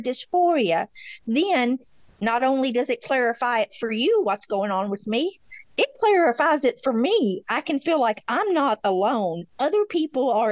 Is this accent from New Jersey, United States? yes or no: no; Beattyville, Kentucky, United States; accent: drawl; I'm from Beattyville, Kentucky. So, I got an accent